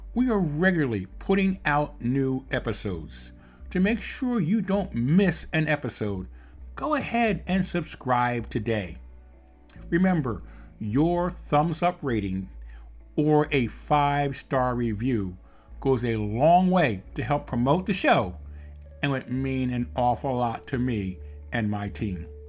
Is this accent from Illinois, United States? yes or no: no; Philadelphia, Pennsylvania, United States; now in Evansville, United States; I'm living in, in Evansville, Indiana, I'm originally born and raised in Philadelphia, so I, I have that East Coast background myself